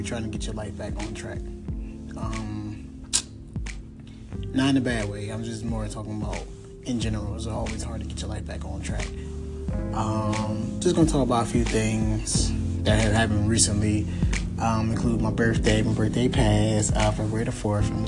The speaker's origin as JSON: {"language": "English", "town": "Philadelphia", "region": "Pennsylvania", "country": "United States", "said": "I'm from Philadelphia"}